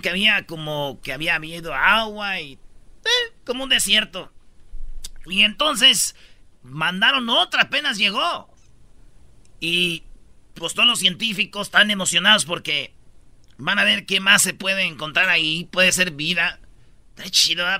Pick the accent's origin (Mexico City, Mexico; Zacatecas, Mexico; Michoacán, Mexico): Michoacán, Mexico; Yo soy de Michoacán